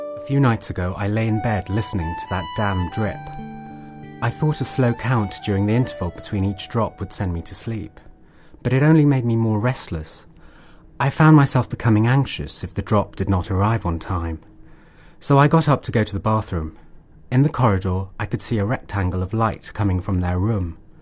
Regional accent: England, United Kingdom; moved away as an adult; now in Mysore, India; I've never lived in India uh, until about six years ago. So I spent most of my life um, in the UK and I moved to India about six years ago

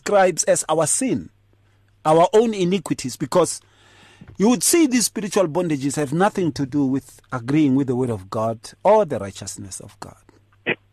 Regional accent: Atteridgeville, Gauteng, South Africa; in the townships when I was growing up in Atrichville.

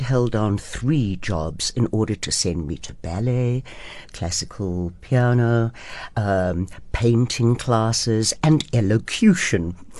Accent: Durban, KwaZulu-Natal, South Africa; I grew up in Durban.

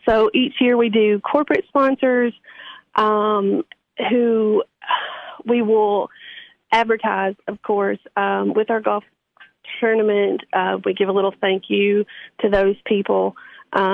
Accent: DeKalb County, Tennessee, United States; I'm from DeKalb County and intentionally practice in DeKalb County because it's much needed.

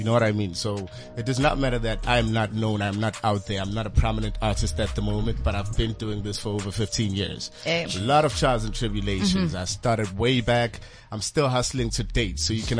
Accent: East Rand, Johannesburg, Gauteng, South Africa; So I come from Fast Lewis, the East Rand of Joburg.

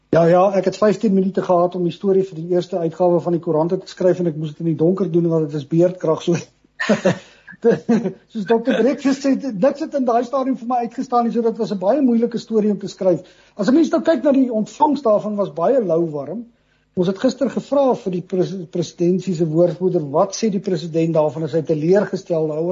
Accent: South Africa; ons as Suid-Afrikaners het maar nog altyd baie moed

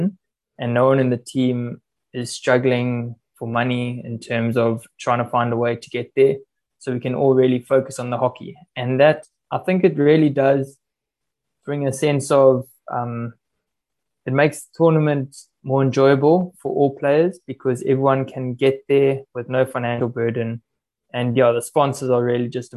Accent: Durban, KwaZulu-Natal, South Africa; moved away; going back home to Durban, my hometown

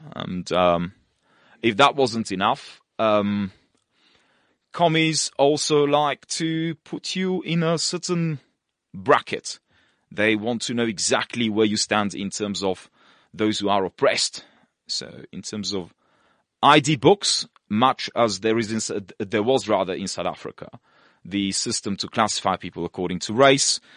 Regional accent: Russia; moved away; also born or lived in Bulgaria; originally born in Bulgaria, of uh, mixed Polish and uh, Turkish heritage, and uh, grew up in Russia, and uh, went to school there

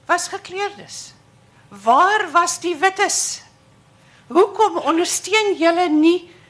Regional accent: United States; Afrikaans is a second language; now in Stellenbosch, South Africa; ek is 'n Amerikaner en ek bly nou hierso.

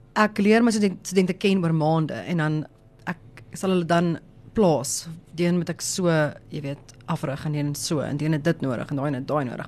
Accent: Johannesburg, Gauteng, South Africa; ek kom van Johannesburg af, so daar's dit maar meer Engels.

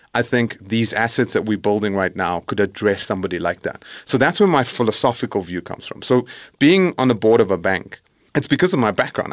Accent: Johannesburg, Gauteng, South Africa; I grew up in El Dorado Park, south of Johannesburg

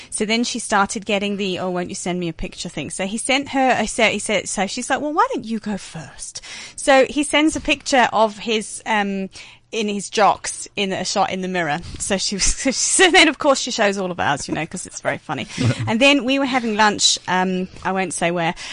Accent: United Kingdom

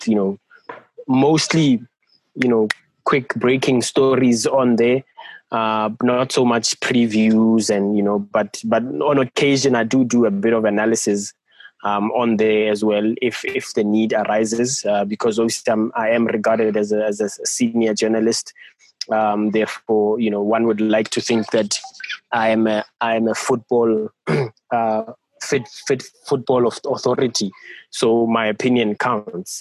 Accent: Bethlehem, Free State, South Africa; I'm from Bethlehem in the Free State.

